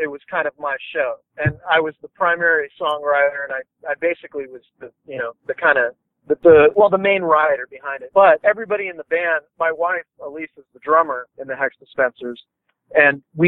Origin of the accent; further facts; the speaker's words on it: Taylor, Texas, United States; our hometown of Taylor